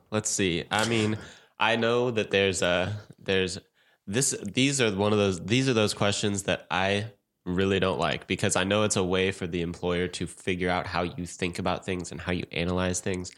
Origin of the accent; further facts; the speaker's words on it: St. Louis, Missouri, United States; moved away; I'm about to move back to my hometown, Saint Louis